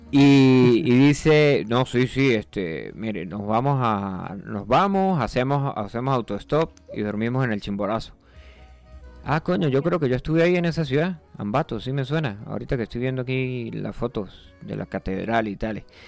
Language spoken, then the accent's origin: Spanish; Barinas, Venezuela; moved away; yo soy de un pueblito de varinas que no aparece en el mapa